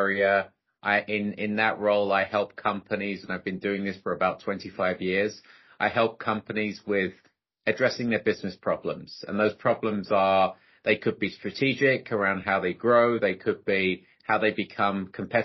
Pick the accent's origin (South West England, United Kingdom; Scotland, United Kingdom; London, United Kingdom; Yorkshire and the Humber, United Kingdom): London, United Kingdom; moved away as an adult; also born or lived in Delhi, India; now in United States; I'm Indian as well from Delhi, grew up in London, been living in the US for the last 21 years